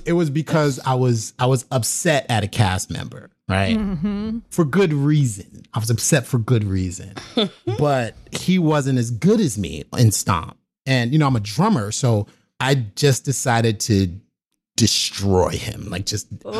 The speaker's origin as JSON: {"language": "English", "town": "New York City", "region": "New York", "country": "United States", "said": "I'm from the South Bronx, New York City"}